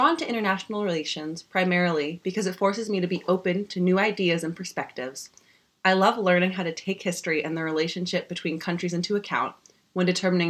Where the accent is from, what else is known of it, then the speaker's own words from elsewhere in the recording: Great Falls, Virginia, United States; moved away as an adult; also born or lived in Boston; now in Berlin, Germany; I was born in Great Falls, Virginia, and I have a background in international relations and German from Boston University.